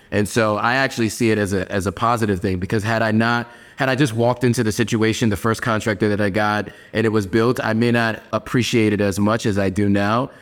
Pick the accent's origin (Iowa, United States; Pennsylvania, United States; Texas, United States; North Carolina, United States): Pennsylvania, United States; moved away as an adult; also born or lived in New York City, New York / Los Angeles, California; now in Accra, Ghana; when people ask me where I'm from, I always say Pennsylvania and New York. Like, New York was my home, but I spent more time in Pennsylvania than I did in New York.